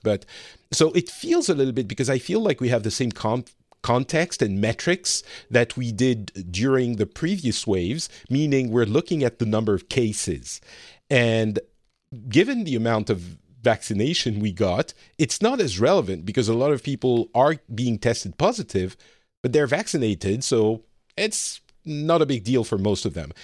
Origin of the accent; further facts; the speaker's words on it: France; moved away as an adult; also born or lived in Lebanon; now in Finland; I live in Finland, uh, but I'm from France originally